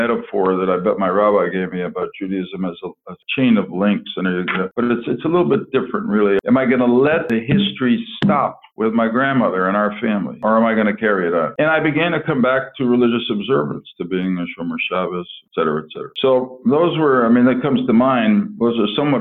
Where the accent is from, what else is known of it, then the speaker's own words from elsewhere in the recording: Stamford, Connecticut, United States; my hometown of Stamford